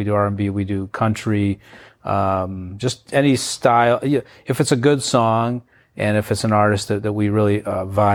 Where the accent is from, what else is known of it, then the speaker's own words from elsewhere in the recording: St. Louis, Missouri, United States; also born or lived in Belarus; I grew up here